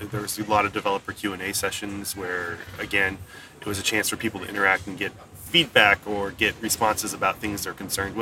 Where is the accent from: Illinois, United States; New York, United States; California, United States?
California, United States; San Jose; I'm from San Jose, California